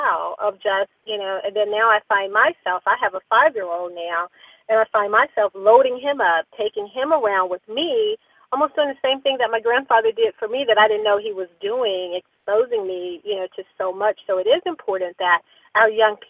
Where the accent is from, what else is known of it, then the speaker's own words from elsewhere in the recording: Mississippi, United States; moved away as an adult; also born or lived in Pensacola, Florida / Dallas, Texas; now in Atlanta, United States; we're Mississippi girls.